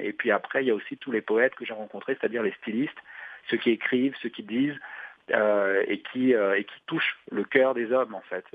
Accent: Douala, Littoral, Cameroon; Douala, euh, ma ville natale

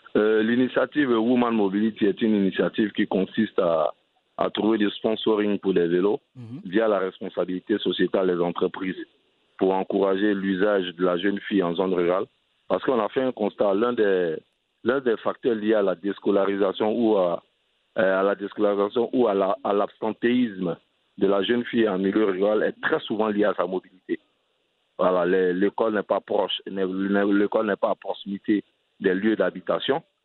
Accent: Abidjan, Côte d’Ivoire; also born or lived in southern Comoé (Grand-Bassam, Aboisso); je suis originaire du sud Comoué, la région de Bassam et Aboisseau. Et je suis né à Abidjan, dans une commune euh, cosmopolite qui s'appelle Crècheville. Et au quartier, on avait un seul vélo

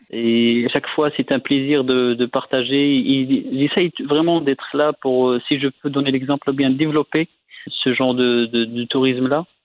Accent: Morocco; nous, au Maroc

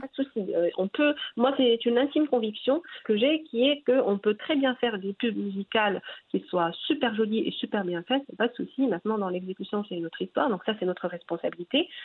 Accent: Morocco; chez nous au Maroc

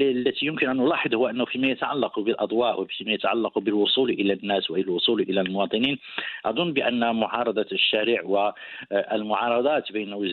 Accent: Morocco; also born or lived in Casablanca

